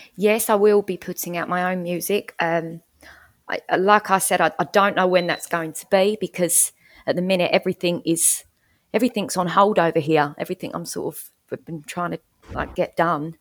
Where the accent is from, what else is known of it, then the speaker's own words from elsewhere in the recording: Essex, East of England, United Kingdom; I'm calling in from Essex in the U K, um, where I, where I, well, it's my hometown where I live